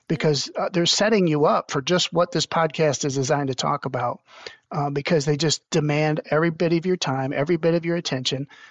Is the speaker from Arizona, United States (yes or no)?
no; Toledo, Ohio, United States; my hometown Toledo Mudhens, which was really cool because when I was a little boy, I used to go out to those mudhen clinics